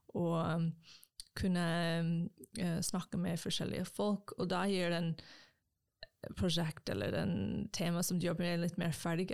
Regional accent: United States; first language English; Norwegian is a second language; moved away as an adult; also born or lived in Japan; now in Norway; kommer fra USA

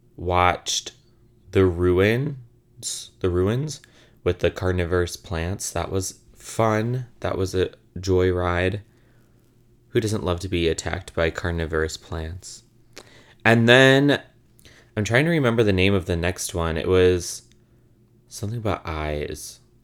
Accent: Illinois, United States; now in Brooklyn, United States; I'm from Illinois

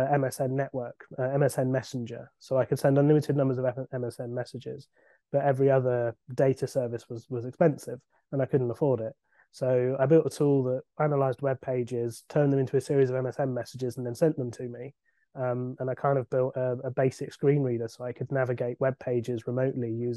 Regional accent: Somerset, South West England, United Kingdom; moved away as an adult; now in London, United Kingdom; I'm from Somerset, where we all talk like pirates

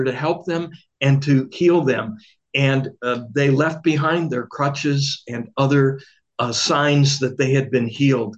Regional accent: Milwaukee, Wisconsin, United States; I grew up in Milwaukee

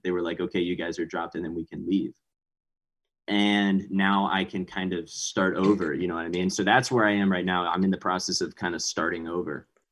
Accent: Montgomery, Texas, United States; also born or lived in Houston, Texas; now in Austin, United States; I'm from Houston. So I live in Austin right now, but Houston is where we really like grew up

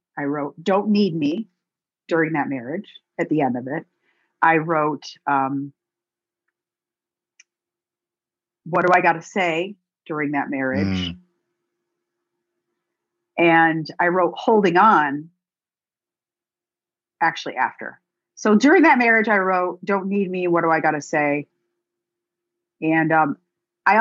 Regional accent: Binghamton, New York, United States; moved away as an adult; also born or lived in Nashville; my hometown of Binghamton

